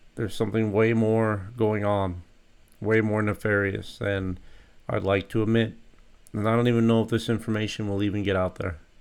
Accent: United States; as an American citizen

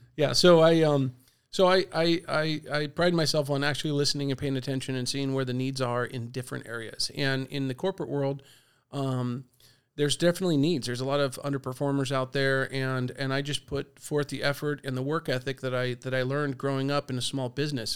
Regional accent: La Mesa, California, United States; I grew up in La Mesa. I went to La Mesa Dale, La Mesa Middle, and Helix

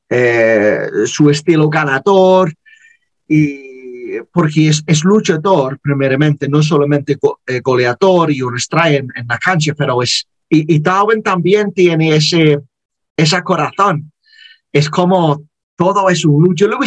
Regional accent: Liverpool, North West England, United Kingdom; Spanish is a second language; soy de, soy de Liverpool. Sí, soy de Liverpool.

